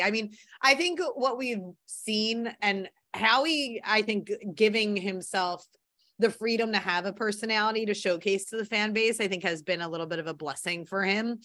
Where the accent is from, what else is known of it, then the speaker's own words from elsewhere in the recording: Philadelphia, Pennsylvania, United States; growing up in Philly.